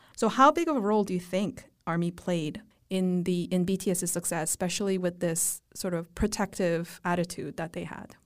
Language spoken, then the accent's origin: English; Vancouver, British Columbia, Canada; moved away; growing up in Vancouver as a millennial